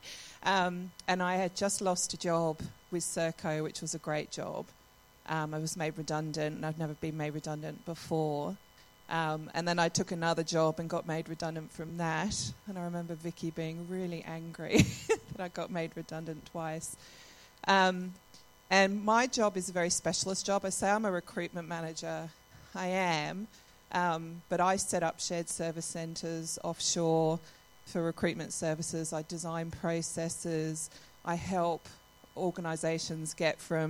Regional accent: Adelaide, South Australia, Australia; also born or lived in London; I grew up in Adelaide, then moved to London, then came back here

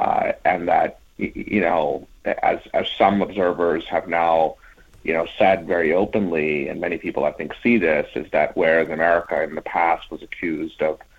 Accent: United States; as an American

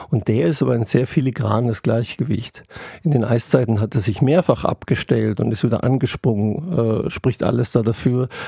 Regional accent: Lake Constance, Germany; ich bin im Alpenvorland am Bodensee aufgewachsen, da waren meterhohe Schneewände äh, links und rechts der Wege

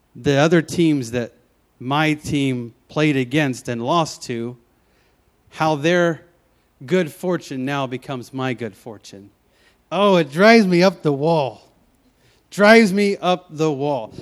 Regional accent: Memphis, Tennessee, United States; moved away as an adult; now in Pacific Northwest, United States; I moved from Memphis, Tennessee, all the way out here to the Pacific Northwest

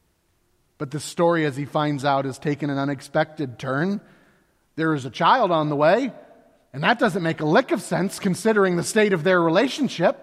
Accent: Florida, United States; I grew up in Florida, and I was one of three boys

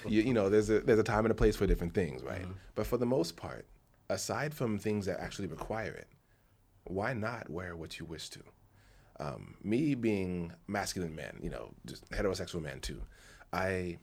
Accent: United States; me as a man in America, as an American man

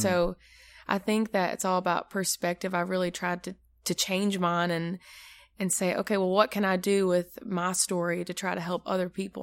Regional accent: Maryville, United States; I am from Maryville, So not far from here.

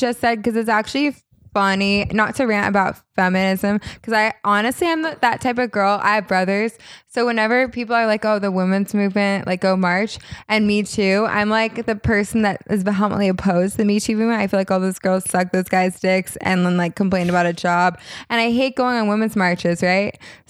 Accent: California, United States; accent: Valley girl; Like my Valley girl accent, which isn't as bad now because I lived in New York for a little bit

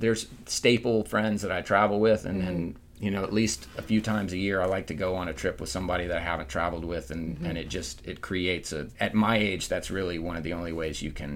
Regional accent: Fort Walton Beach, Florida, United States; also born or lived in Pensacola, Florida / Nashville, Tennessee; now in Destin, United States; I was born in Pensacola, raised in Fort Walton, and I live in Destin

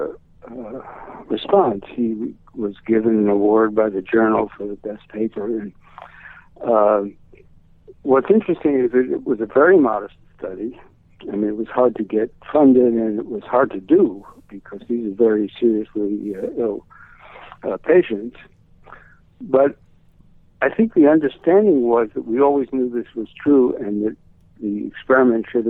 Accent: New York City, New York, United States; I come from Brooklyn

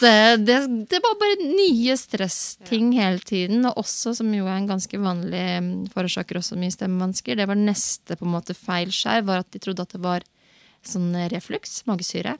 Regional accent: Moss, Østfold, Norway; jeg er fra Moss

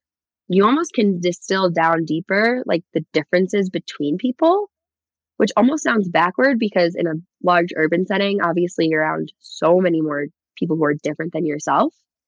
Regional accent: Michigan, United States; because I grew up skiing in Michigan, I'm just not as good as anyone else here

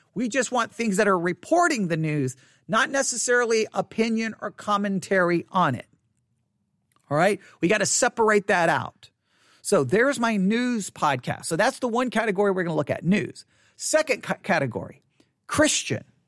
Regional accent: United States; I'm an American

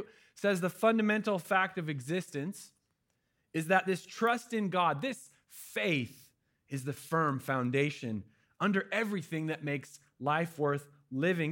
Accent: Oregon, United States; My family's from Cali, but I'm from Oregon. I was born here.

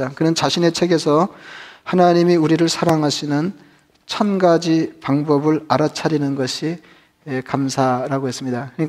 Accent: Geumho-dong, Seoul, South Korea; 제가 자랄 때는 뭐 금호동만 그랬는지 잘 모르겠는데

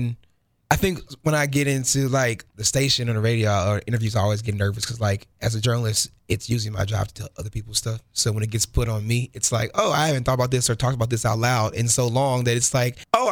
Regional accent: Kansas City, Missouri, United States; they're kind of a big family. They're everywhere in this city

